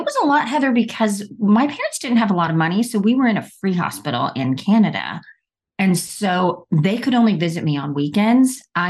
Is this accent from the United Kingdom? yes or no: no; India; born there; Well, I was born in India, and I got polio when I was 3 months old.